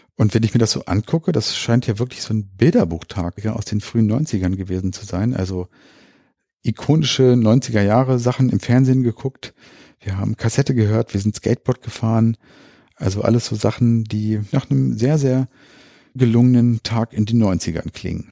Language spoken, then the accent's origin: German; Hanover, Lower Saxony, Germany; Das ist hier in Linden bei uns in Hannover